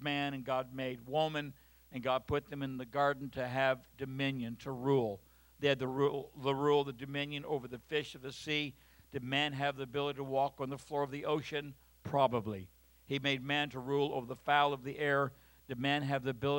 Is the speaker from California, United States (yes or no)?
yes; Southern California, United States; I'm from Southern California